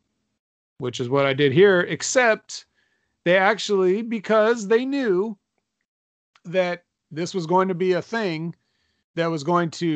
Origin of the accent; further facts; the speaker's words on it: California, United States; I'm from California